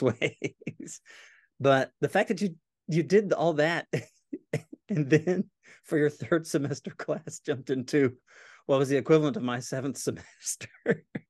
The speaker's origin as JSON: {"language": "English", "town": "Nashville", "region": "Tennessee", "country": "United States", "tie": "born or raised there", "moved": "as an adult", "lives_now": "Corpus Christi, United States", "said": "my wife and I grew up in Nashville"}